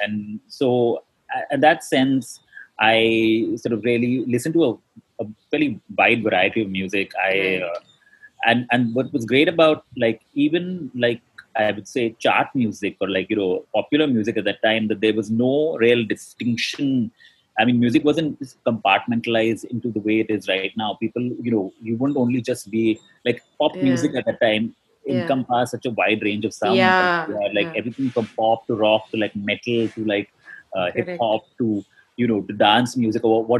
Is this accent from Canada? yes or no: no; Dubai, United Arab Emirates; Actually, I grew up in Dubai. So I went to school there.